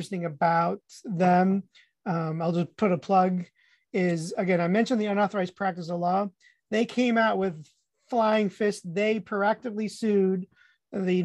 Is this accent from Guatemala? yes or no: yes; Guatemala; moved away; I'm Hispanic. I was born in Guatemala